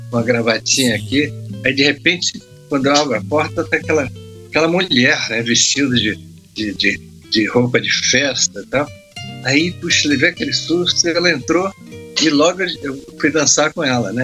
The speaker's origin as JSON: {"language": "Portuguese", "town": "Vitória", "region": "Espírito Santo", "country": "Brazil", "tie": "born or raised there", "moved": "yes", "said": "eu fui para Vitória, minha terra, eu sou, eu sou capixaba, sou de, de, Espírito Santo"}